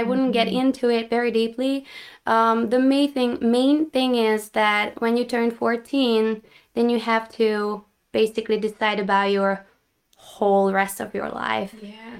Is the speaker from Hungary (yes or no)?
yes; Hungary; Growing up in Hungary